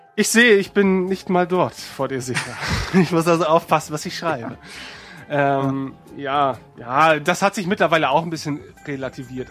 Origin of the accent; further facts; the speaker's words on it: Northern Germany, Germany; wir als Nordlichter